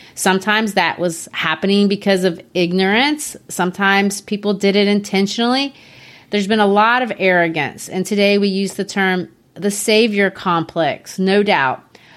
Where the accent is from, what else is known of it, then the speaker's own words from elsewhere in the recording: United States; my home country, the United States